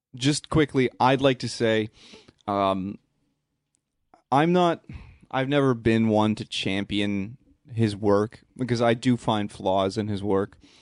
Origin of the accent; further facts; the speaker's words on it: Canada; we're nice Canadian boys.